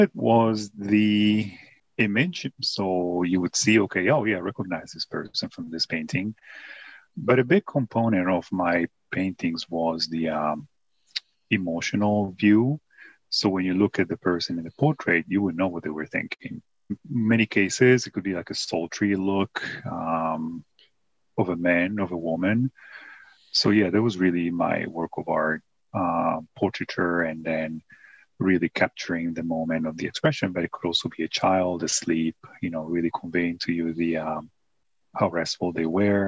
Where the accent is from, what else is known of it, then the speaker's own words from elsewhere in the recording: Italy; moved away; growing up in Italy